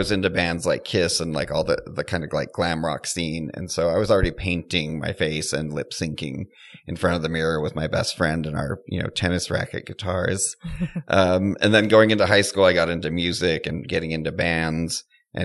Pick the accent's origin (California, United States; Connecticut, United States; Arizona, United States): California, United States; San Jose; also born or lived in San Francisco; Well, I was born in San Francisco. I got carted to San Jose at a young age where I spent my early years and even my high school years.